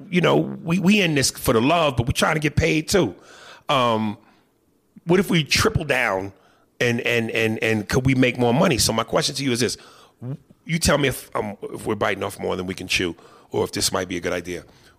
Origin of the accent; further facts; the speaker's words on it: Guatemala; I'm from Guatemala.